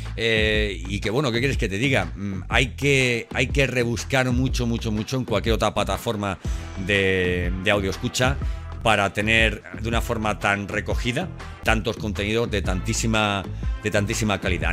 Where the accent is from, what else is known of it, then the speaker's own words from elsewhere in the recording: Elche, Valencian Community, Spain; now in Seville, Spain; aunque vivo en Sevilla, soy, vamos, soy de Elche, soy, soy alicantino